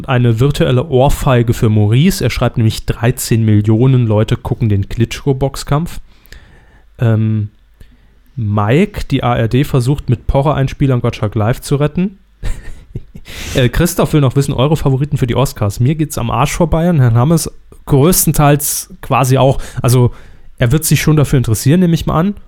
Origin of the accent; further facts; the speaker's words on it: Saarland, Germany; meine Heimat